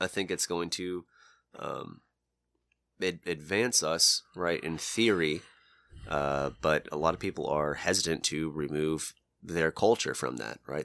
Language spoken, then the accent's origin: English; United States; We're all American